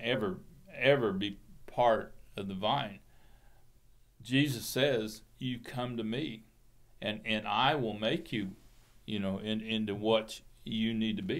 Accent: the Bay Area, California, United States; I grew up in California

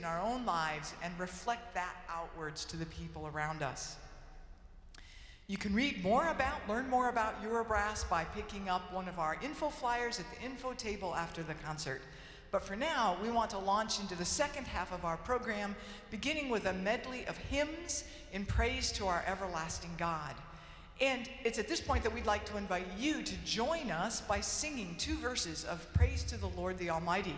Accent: Georgia, United States; moved away as an adult; now in Germany; I was born and raised in Georgia

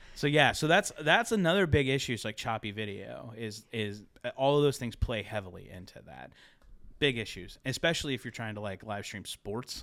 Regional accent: Ohio, United States; moved away; also born or lived in Pittsburgh, Pennsylvania / Philadelphia, Pennsylvania; I'm from Ohio as well, but, like, I lived in Pittsburgh, Philly for a long time

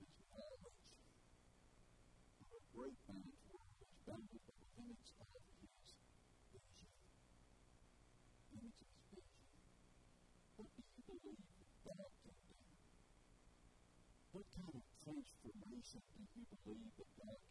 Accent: Bells, Tennessee, United States; also born or lived in Memphis / Jackson; I grew up in Bells, I grew up in the farm

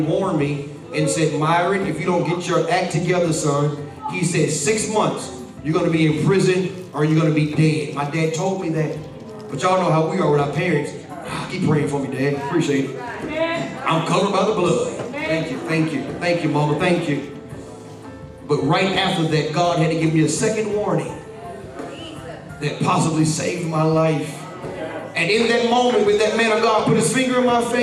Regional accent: Atlanta, Georgia, United States; I'm from Atlanta. I'm from the hip-hop capital.

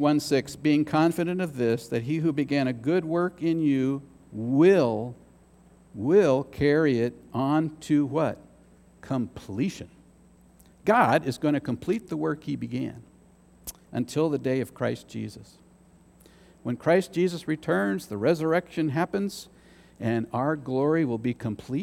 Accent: United States; as an American

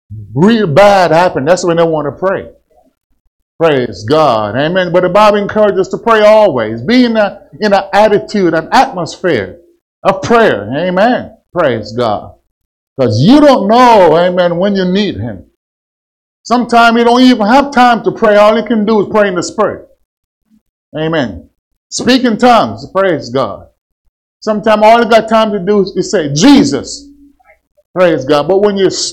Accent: Kansas, United States; I'm from Kansas

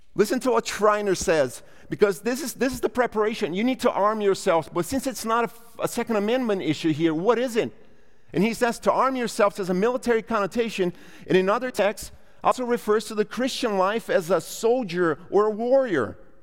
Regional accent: Brazil; now in United States; I'm a Brazilian by bir-, birth. I'm an American by paperwork

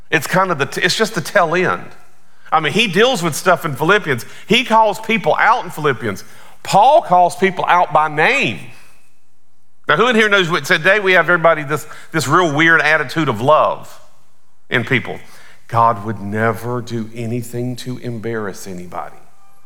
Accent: Belmont, North Carolina, United States; also born or lived in Aiken, South Carolina; now in Atlanta, United States; I grew up primarily in West Charlotte, Belmont, North Carolina.

